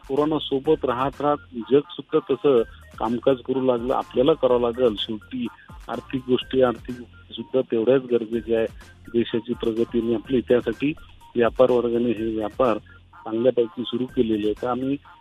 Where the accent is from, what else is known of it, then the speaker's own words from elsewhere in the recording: Aurangabad, Maharashtra, India; तुम्ही आम्ही ह्याच शहरातले आहोत लहान जे मोठे झालो